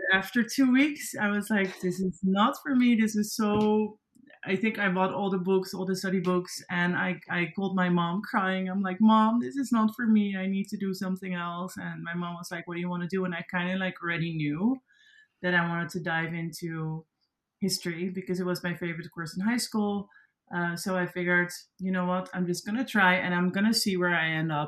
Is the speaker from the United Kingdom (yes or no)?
no; Netherlands; accent: Dutch; first language Dutch; English is a second language; moved away as an adult; now in New York, United States; I'm also like very proud to be Dutch and to be from Europe